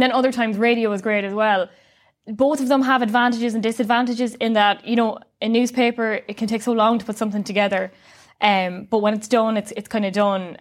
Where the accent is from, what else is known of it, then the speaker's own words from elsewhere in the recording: Sligo, Connacht, Ireland; I'm from Sligo